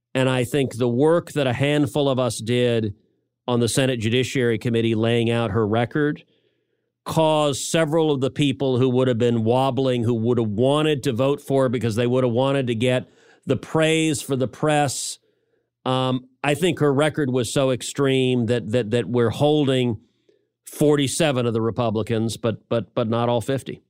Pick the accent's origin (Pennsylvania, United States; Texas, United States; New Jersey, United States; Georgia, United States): Texas, United States; I'm a Texan.